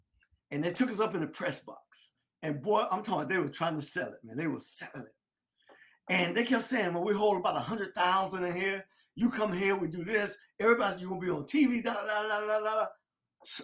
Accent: South Florida, United States; I'm not just from Florida. I'm from South Florida.

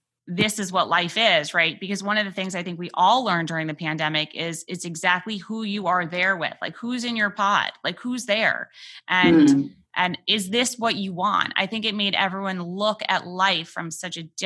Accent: New York City, New York, United States; a city kid just like me, born and raised in New York City

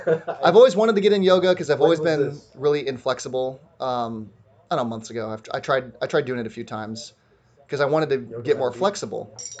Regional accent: San Diego, California, United States; I'm mostly in San Diego anyway, and I'm from San Diego

